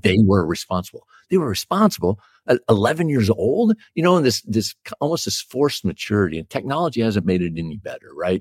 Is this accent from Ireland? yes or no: no; Texas, United States; I was born in Texas, and as a, as a good young Texan, I was a Dallas Cowboys fan.